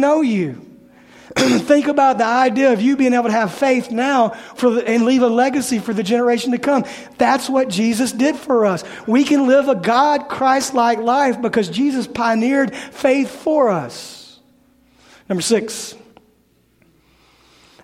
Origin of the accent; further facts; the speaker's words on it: Memphis, Tennessee, United States; I'm from Memphis.